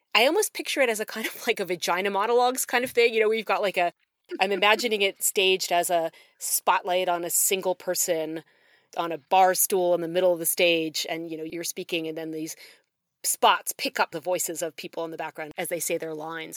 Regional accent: Newtown Square, Pennsylvania, United States; now in Oxford, Mississippi, United States; I grew up in Newtown Square

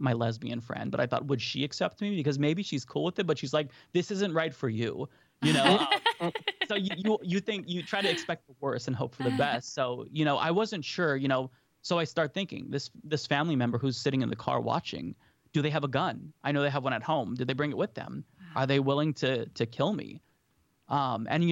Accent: Portland, Oregon, United States; So I grew up in Oregon, actually. So in Portland

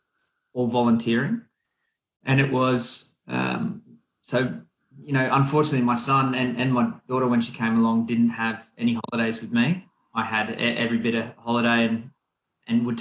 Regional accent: Wollongong, New South Wales, Australia; Wollongong, my hometown

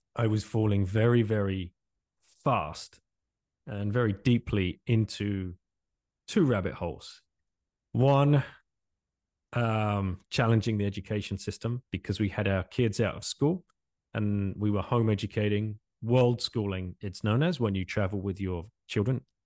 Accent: England, United Kingdom; moved away as an adult; also born or lived in Singapore; now in France; originally from England, uh, I left England in, in nineteen ninety-nine

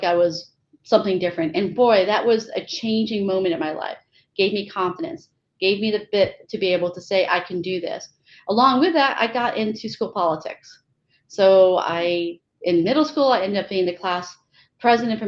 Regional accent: Connecticut, United States; I grew up in Connecticut and one of 4 children

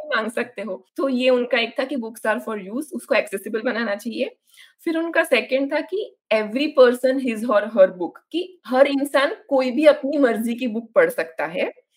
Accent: Navsari, Gujarat, India; मैं जब बचपन में जो लाइब्रेरी में जाती थी वो इसी मूवमेंट के अंदर 1910 में बनाई गई एक लाइब्रेरी थी मेरे शहर हम्म। जो नवसारी करके जो साउथ गुजरात में है

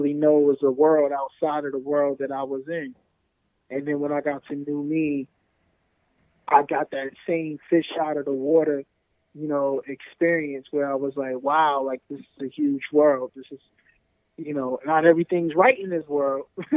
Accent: Newark, New Jersey, United States; When I was living in Newark, I was growing up in Newark, and the world was just those four blocks

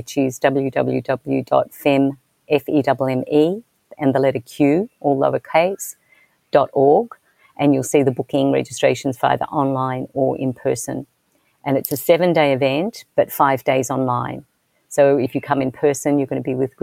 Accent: Australia; being Australian, I was raised in a particular way.

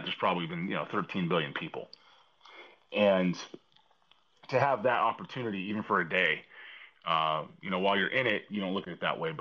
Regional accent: Southern California, United States; moved away; I grew up in Southern California

